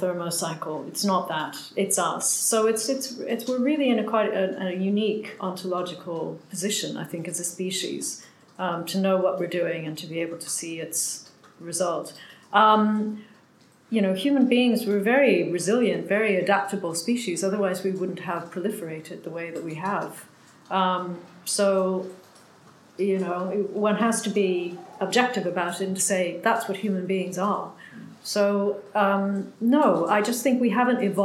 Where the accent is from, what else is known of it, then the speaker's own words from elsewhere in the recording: Canada; being Canadian came in like handy, finally, because I'm a champion snow digger from my childhood.